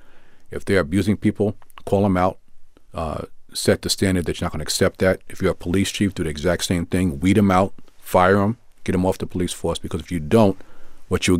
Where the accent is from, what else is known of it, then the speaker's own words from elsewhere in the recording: New York City, New York, United States; I'm a Brooklynite, born and raised in Brooklyn, still live in Brooklyn now